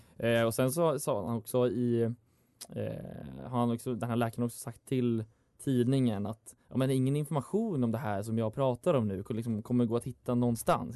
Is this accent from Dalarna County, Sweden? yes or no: yes; Dalarna County, Sweden; moved away; min lokaltidning hemma i Dalarna